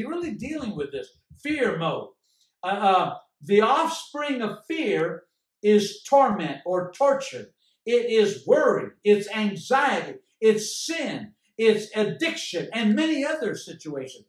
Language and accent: English; United States; I am an American. I'm living in a blessed country